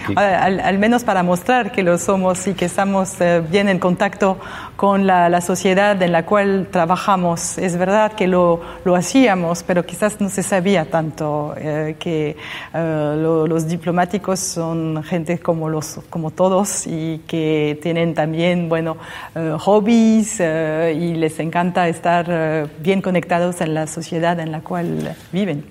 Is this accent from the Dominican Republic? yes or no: no; France; now in Argentina; como francesa